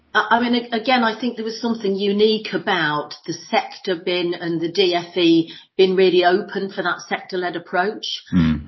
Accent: Lincolnshire, East Midlands, United Kingdom; moved away as an adult; also born or lived in London / New York; born and bred in Lincolnshire.

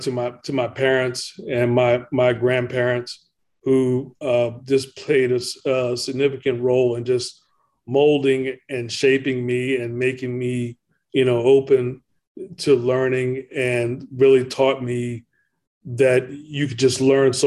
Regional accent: Ettrick, Virginia, United States; growing up around Virginia State University, and it really is there in Ettrick, Virginia, which is where I come from.

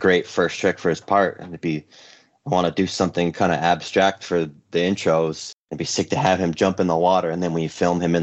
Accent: Concord, California, United States; also born or lived in Sacramento; now in Los Angeles, United States; I grew up right outside of San Francisco in a little town called Concord

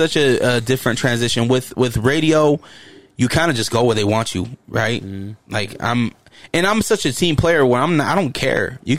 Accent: Hollywood, California, United States; I'm from Hollywood. I should be there.

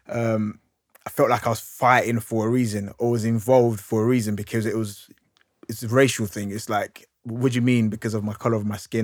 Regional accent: London, United Kingdom; I grew up in, I grew up in Hackney

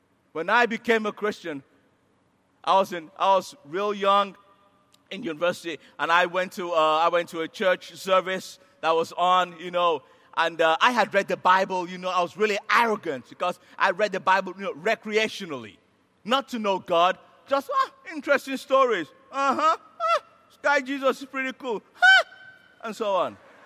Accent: Nigeria; I'm a Nigerian.

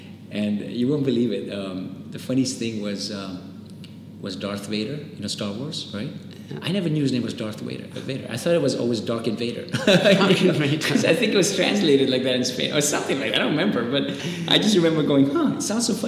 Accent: India; accent: Spanish; also born or lived in Nigeria; So suddenly, you know, in the American school, my accent was different because I had this really funny little Spanish accent. So it was really awkward for people to see, well, here's an Indian kid, first of all, with a Spanish accent, which looks really weird.

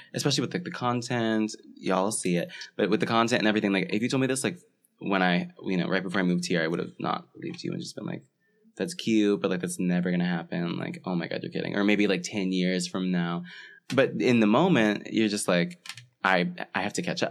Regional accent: Florida, United States; moved away as an adult; I'm from Florida, so I, and I had never seen a winter

